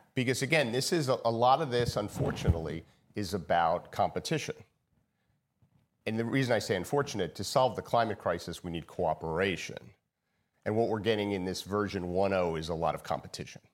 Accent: United States; I'm an American.

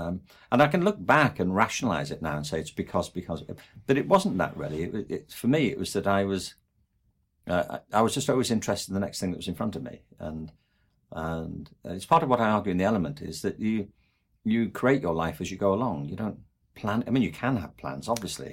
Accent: England, United Kingdom; I'm from England

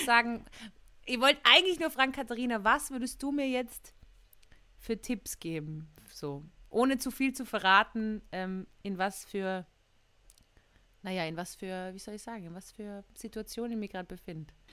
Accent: Austria; accent: Austrian dialect

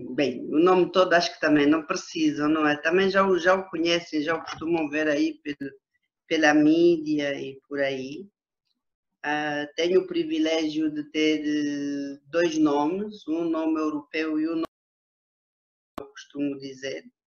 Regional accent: Huíla, Cunene, Angola; also born or lived in Lubango, Huíla, Angola / Namibe, Angola; eu apanhei juízo ainda na Huila, mas no território que é hoje o, a província do Cunene

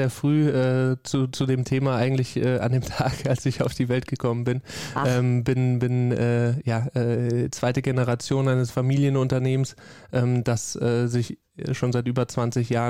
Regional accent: Rhineland-Palatinate, Germany; Ja, am liebsten äh, natürlich in meiner Heimat, Heimatregion, also

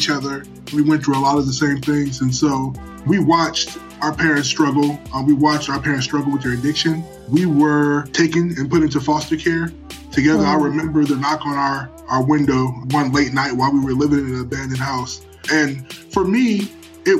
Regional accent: Cleveland, Ohio, United States; I was born and raised in Cleveland, Ohio

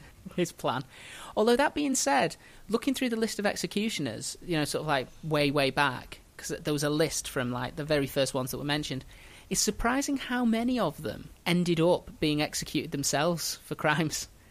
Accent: Merseyside, North West England, United Kingdom; they put my hometown in Merseyside

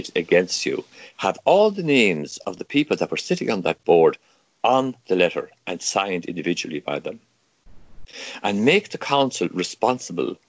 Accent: Ireland; first language Irish; English is a second language; Irish language is my first language. I'm speaking my second language. It's the predominant, it's the only language in this village to this day.

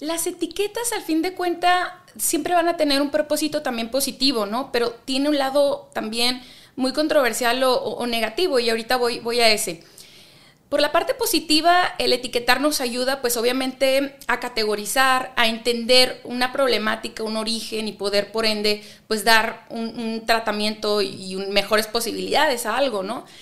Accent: Ensenada, Baja California, Mexico; moved away as an adult; now in Monterrey, Mexico; nací en Ensenada, California

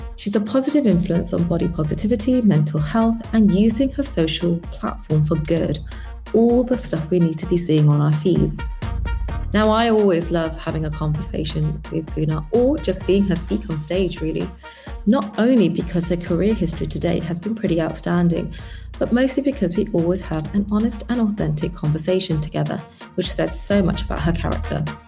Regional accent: London, United Kingdom; born and bred in London

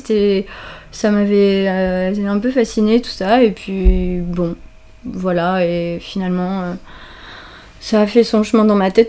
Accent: Normandy, France; moved away as an adult; also born or lived in Paris; À la base, je suis originaire de Normandie.

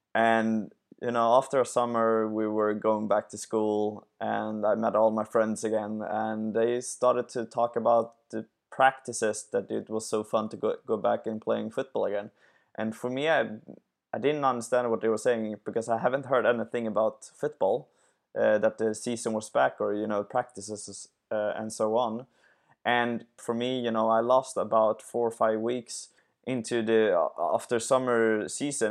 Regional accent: Sweden; I'm from Sweden

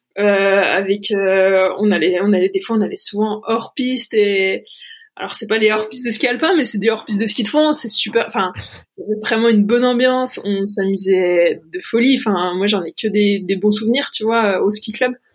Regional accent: Mouthe, Bourgogne-Franche-Comté, France; also born or lived in Pontarlier; j'ai grandi à Mout

